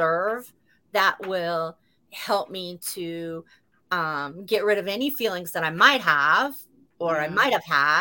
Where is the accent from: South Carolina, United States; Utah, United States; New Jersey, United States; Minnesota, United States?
Utah, United States; moved away; I'm from Utah and I go to the U.